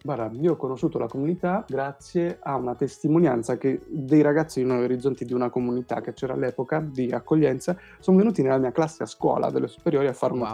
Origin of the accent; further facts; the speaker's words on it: San Giovanni Rotondo, Apulia, Italy; moved away; sono stato nel mio paese di origine che è San Giovanni Rotondo